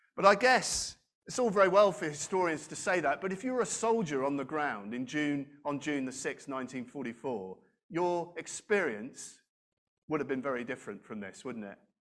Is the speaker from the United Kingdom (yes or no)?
yes; United Kingdom; we live as British people